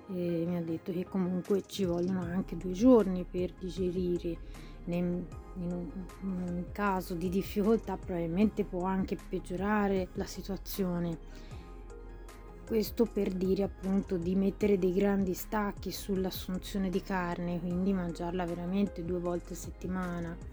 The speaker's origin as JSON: {"language": "Italian", "region": "Tuscany", "country": "Italy", "said": "Sono toscana, quindi io ho rinunciato da tantissimo tempo all'idea della bistecca"}